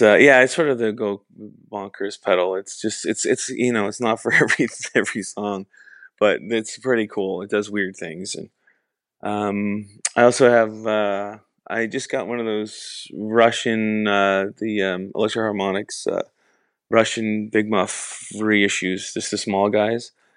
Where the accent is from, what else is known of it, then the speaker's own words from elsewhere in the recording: Canada; being Canadian